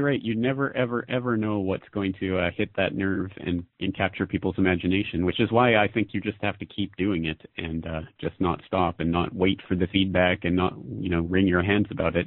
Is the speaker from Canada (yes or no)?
yes; Canada; moved away as an adult; now in Japan; I'm a Canadian citizen who's living in Japan.